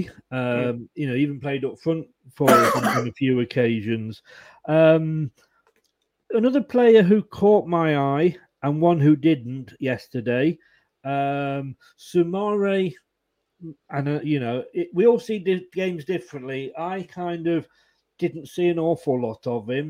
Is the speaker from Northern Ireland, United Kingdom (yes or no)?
no; Leicester, East Midlands, United Kingdom; moved away as an adult; also born or lived in Blackpool; I was born in Leicester. I moved to Blackpool when I was 21